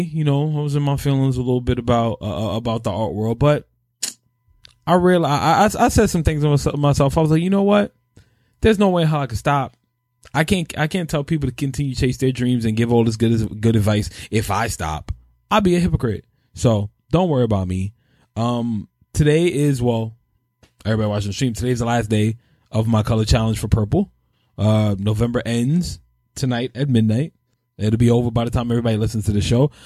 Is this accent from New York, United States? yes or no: yes; New York, United States; I'm born and raised in New York